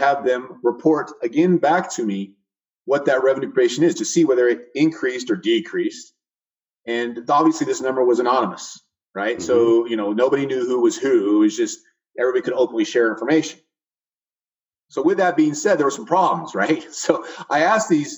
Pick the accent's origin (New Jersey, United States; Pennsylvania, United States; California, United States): California, United States; Fresno; moved away as an adult; also born or lived in San Diego, California / Austin, Texas; now in Atlantic Beach, United States; I grew up in Central California, Fresno area